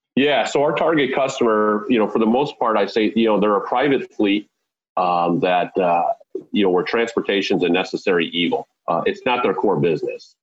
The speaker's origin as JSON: {"language": "English", "town": "Wheaton", "region": "Illinois", "country": "United States", "tie": "born or raised there", "also_born_or_lived": "Southern California", "said": "we landed in Wheaton, Illinois, in the early 1970s, and that's where I was really raised."}